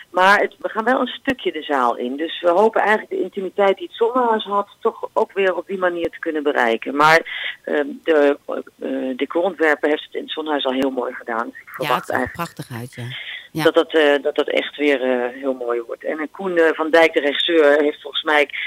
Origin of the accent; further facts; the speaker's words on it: Germany; born there; Eh, nou, ik ben geboren in Duitsland. Omdat mhm. mijn vader, mijn ouders zijn beide Nederlands.